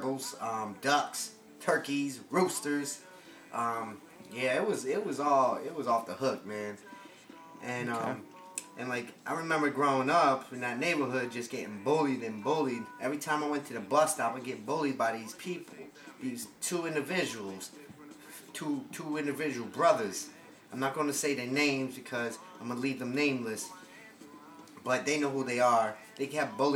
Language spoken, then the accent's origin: English; Norwalk, Connecticut, United States; I grew up in a town called Norwalk, Connecticut